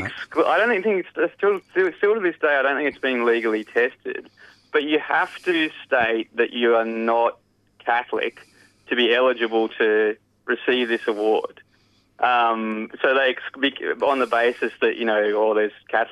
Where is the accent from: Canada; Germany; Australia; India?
Australia; Lismore, New South Wales; also born or lived in Toowoomba, Queensland; now in Brisbane, Australia; So I grew up in Lismore, New South Wales, at Northern Rivers